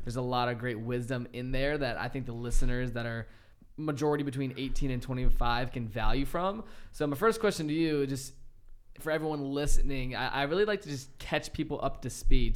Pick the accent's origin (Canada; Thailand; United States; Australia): United States; a small town in Virginia; coming from a small town in Virginia